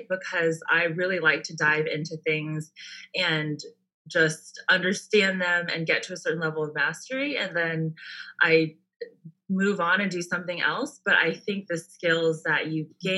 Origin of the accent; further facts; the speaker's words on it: Bay Area, California, United States; also born or lived in San Diego, United States; now in Orange County, United States; I'm from the Bay Area